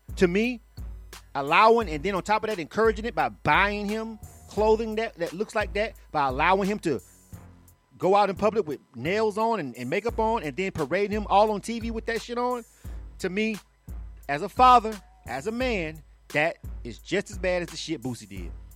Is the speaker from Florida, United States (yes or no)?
yes; Florida, United States; I'm from Florida.